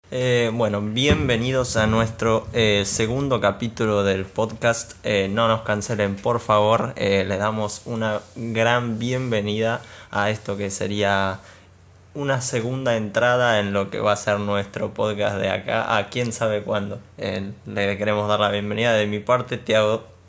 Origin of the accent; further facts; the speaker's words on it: Argentina; nuestro gran país, Argentina